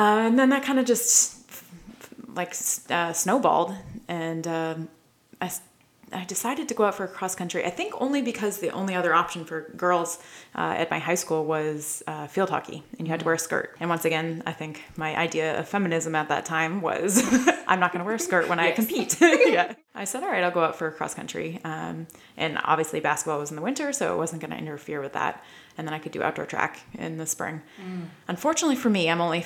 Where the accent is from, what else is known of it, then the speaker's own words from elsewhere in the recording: Maine, United States; I'm from Maine originally. Okay. I grew up on a farm